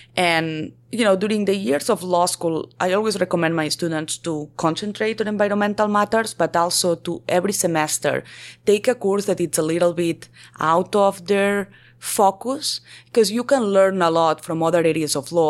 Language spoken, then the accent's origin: English; Barcelona, Catalonia, Spain; moved away as an adult; also born or lived in Colombia / New York / California / Texas; I am originally from Barcelona